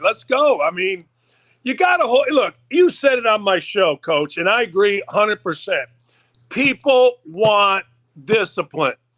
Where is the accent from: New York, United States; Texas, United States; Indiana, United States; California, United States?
Indiana, United States; Gary; moved away; I grew up outside of Chicago in Gary, Indiana